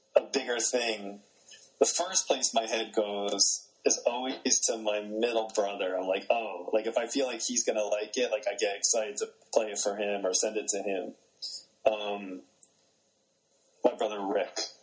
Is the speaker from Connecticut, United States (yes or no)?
no; New Jersey, United States; I grew up in New Jersey